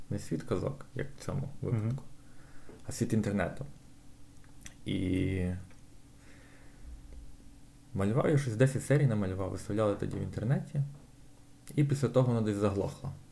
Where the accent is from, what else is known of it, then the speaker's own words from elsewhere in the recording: Lviv, Lviv Oblast, Ukraine; я народився на Сихові.